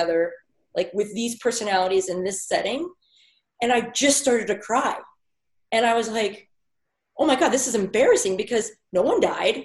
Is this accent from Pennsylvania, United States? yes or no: yes; Pennsylvania, United States; moved away; I also have been growing up in Pennsylvania and lived in Pennsylvania all my life